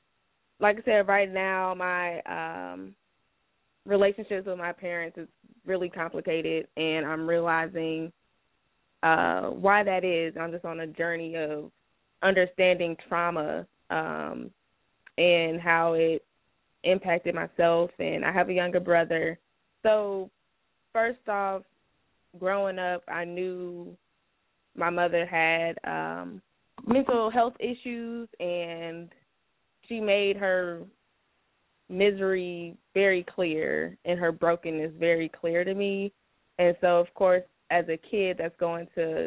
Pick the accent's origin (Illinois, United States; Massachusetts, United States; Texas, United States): Illinois, United States; moved away; our hometown of Illinois